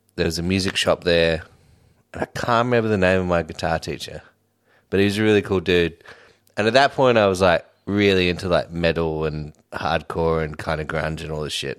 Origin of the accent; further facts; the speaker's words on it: Sydney, New South Wales, Australia; also born or lived in Redfern / Glebe / Newtown; I grew up in Homebush.